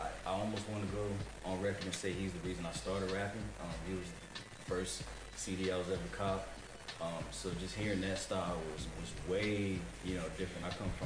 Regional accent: Virginia Beach, Virginia, United States; also born or lived in South Hill / Richmond; Originally, I was born in South Hill, Virginia, small little town. So really, right after that, moved to Richmond, which is also, you know, in Virginia. So right after Richmond, then moved straight to Virginia Beach.

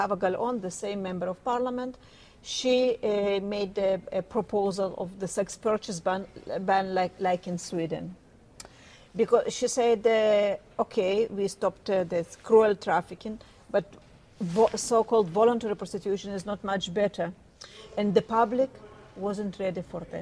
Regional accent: Tel Aviv, Tel Aviv District, Israel; I'm from Tel Aviv

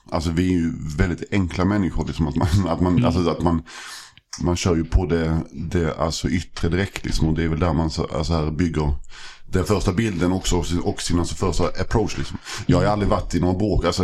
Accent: Malmö, Skåne, Sweden; Jag växte upp i, alltså i, i Malmö, mm. en, i en förort som heter Limhamn. Precis vid, vid alltså vattnet, så västra, mm. eh, västra Malmö.

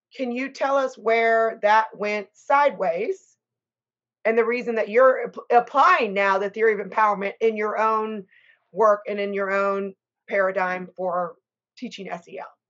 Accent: Texas, United States; we're both from Texas

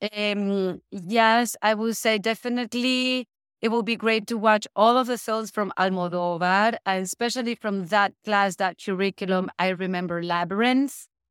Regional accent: Caracas, Capital District, Venezuela; also born or lived in Europe; now in Hawaii, United States; I'm from Venezuela. I was born and raised in Caracas.

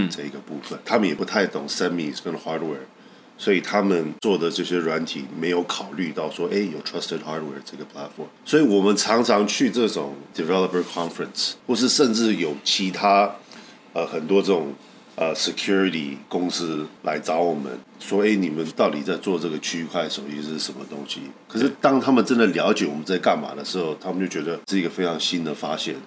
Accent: Taiwan; 我们台湾人

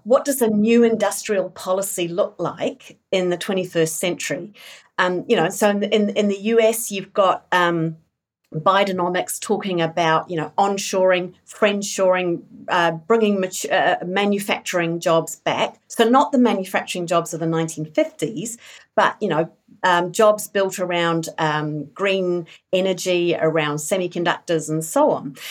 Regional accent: England, United Kingdom; now in New Zealand; I grew up in England, born in New Zealand, grew up in England, um, part of the miners' strike in the eighties.

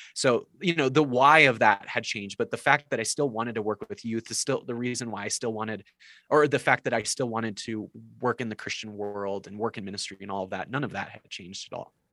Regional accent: South Dakota, United States; I grew up uh, in like what I felt like was the heart of evangelicalism, uh, not in Nashville, but uh, in in South Dakota

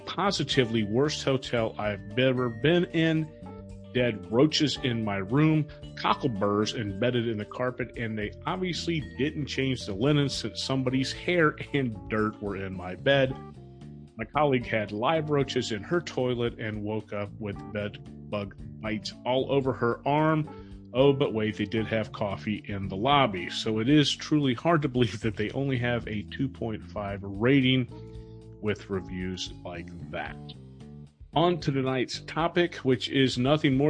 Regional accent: Atlanta, Georgia, United States; From WSB-TV, my hometown radio and TV station

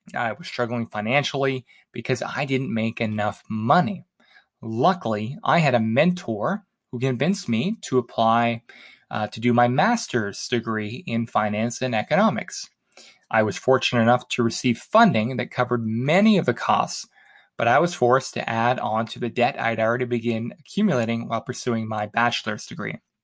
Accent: Halifax, Nova Scotia, Canada; moved away; my hometown of Halifax

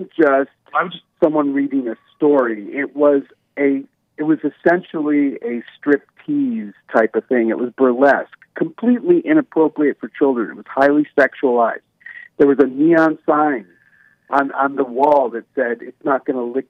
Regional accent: Buffalo, New York, United States; also born or lived in Portland; now in Idaho, United States; I'm originally from Buffalo, New York, but now I live in Idaho

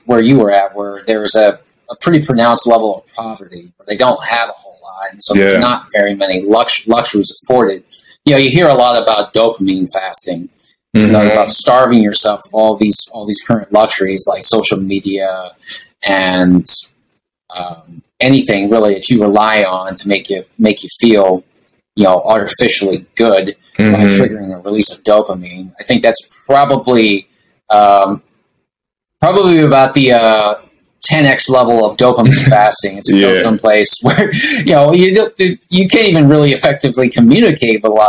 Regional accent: United States; I'm an American

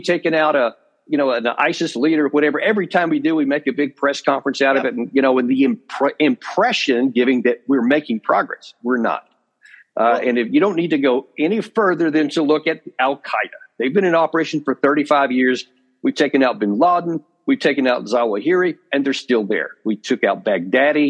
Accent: United States; as an American

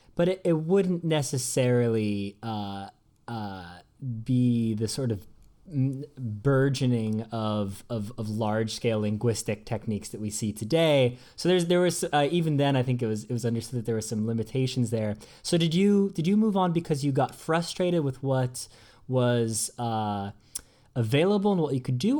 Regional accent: United States; moved away as an adult; now in Oxford, United Kingdom; as an American

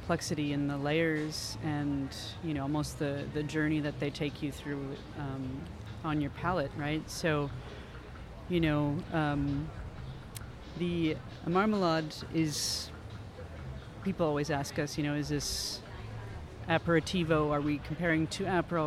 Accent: Newfoundland and Labrador, Canada; I'm from Newfoundland, so I you know, my French Canadian accent is a little different.

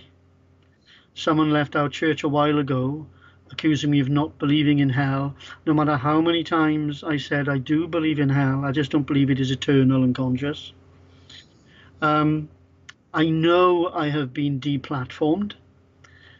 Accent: Wales, United Kingdom; I'm Welsh as well

